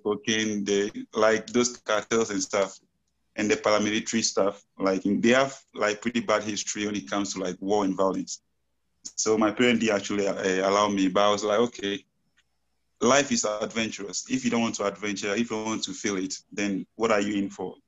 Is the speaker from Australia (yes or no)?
no; Ghana; moved away as an adult; now in Pasto, Colombia; I'm also from Ghana. I've been here for almost five years.